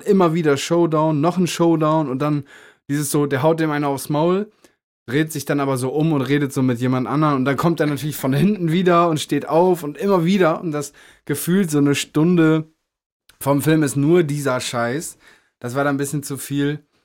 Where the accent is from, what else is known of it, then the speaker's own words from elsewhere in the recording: Meppen, Lower Saxony, Germany; moved away; im Jam Center in Meppen eine Show. Ähm, erstes Mal in meiner Heimatstadt